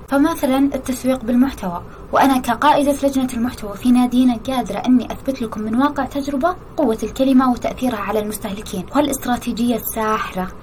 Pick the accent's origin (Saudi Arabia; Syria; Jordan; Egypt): Saudi Arabia; إحنا بدورنا كسعوديين